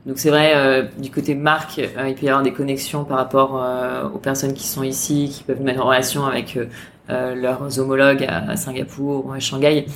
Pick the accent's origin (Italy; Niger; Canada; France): France; now in Hong Kong; en tant que Français